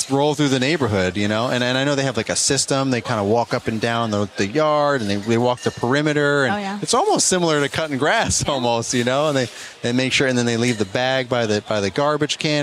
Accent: New York, United States; I'm from New York

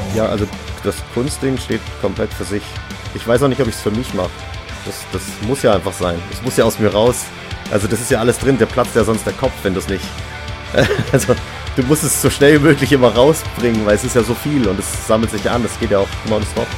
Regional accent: Stuttgart, Baden-Württemberg, Germany; also born or lived in Göppingen; ich komme aus Stuttgart und ich wohne jetzt bei Göppingen auf dem Dorf

